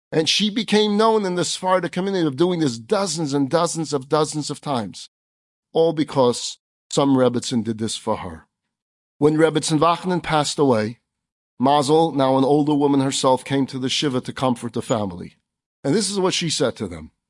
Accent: New York City, New York, United States; we kids did growing up in Crown Heights

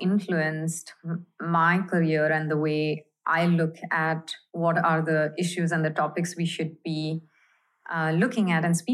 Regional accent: Mumbai, Maharashtra, India; I grew up in India, in Bombay, and I studied journalism at the University of Bombay

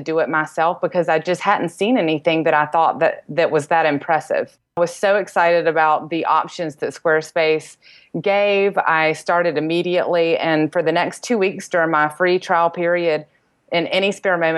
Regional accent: North Carolina, United States; moved away as an adult; now in Charleston, United States; I'm originally from North Carolina, moved to Charleston, South Carolina about 10 years ago

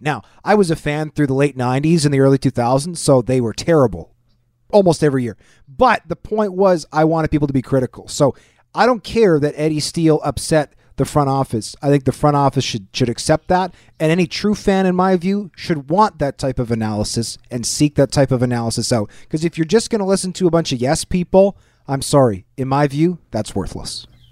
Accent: Winnipeg, Manitoba, Canada; I grew up in Winnipeg

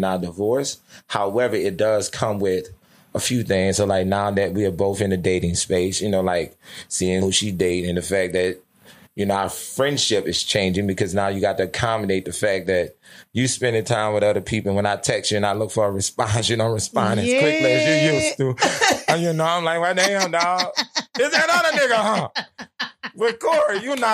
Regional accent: Louisiana, United States; moved away; I'm from Louisiana, the deep South

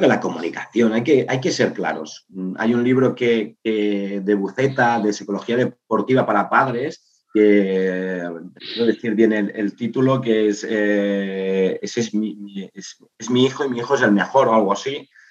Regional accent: Igualada, Catalonia, Spain; yo soy de Igualada

